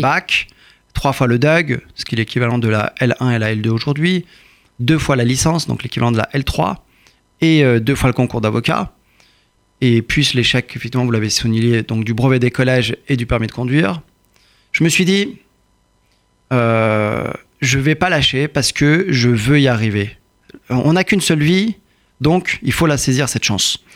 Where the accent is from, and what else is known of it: Courbevoie, Île-de-France, France; born or raised there; also born or lived in Iran